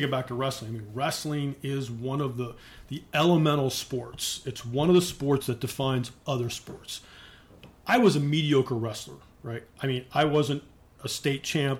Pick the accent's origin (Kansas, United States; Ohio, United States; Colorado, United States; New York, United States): Ohio, United States; Cleveland; also born or lived in Northern Virginia; now in Columbus, United States; I'm from Cleveland, Northeast Ohio, a place called Mayfield, which is on the east side of Cleveland